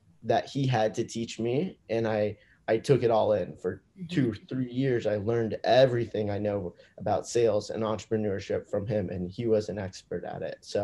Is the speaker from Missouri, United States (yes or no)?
no; Manhattan Beach, California, United States; also born or lived in Indiana; I'm originally from Manhattan Beach, California, so a small beach town in Los Angeles